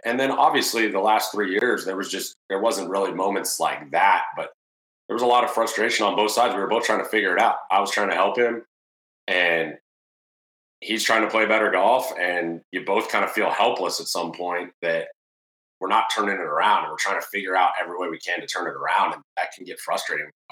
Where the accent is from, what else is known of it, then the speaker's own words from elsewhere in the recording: Murrieta, California, United States; both from Marietta, California